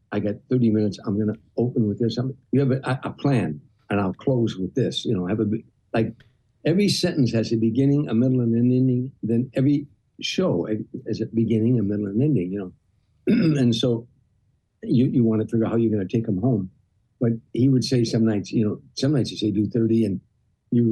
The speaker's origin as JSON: {"language": "English", "town": "Harvey", "region": "Illinois", "country": "United States", "tie": "born or raised there", "moved": "yes", "said": "I was a kid from Harvey, Illinois"}